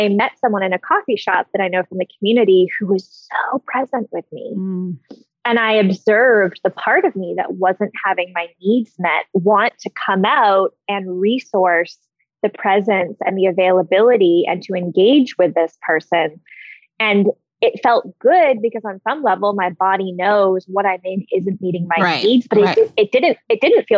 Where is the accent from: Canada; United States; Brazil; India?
Canada; I'm Canadian